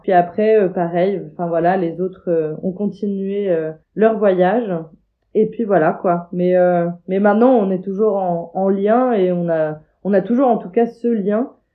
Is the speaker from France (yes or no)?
yes; Normandy, France; je suis normande, je vis en Normandie